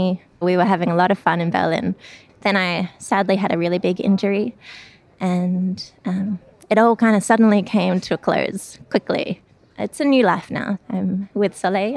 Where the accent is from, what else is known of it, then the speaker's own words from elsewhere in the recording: Sydney, New South Wales, Australia; moved away; I'm originally from Sydney, Australia